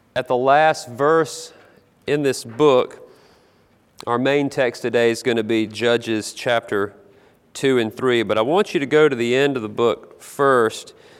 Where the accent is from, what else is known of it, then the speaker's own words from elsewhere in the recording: South Carolina, United States; I grew up in South Carolina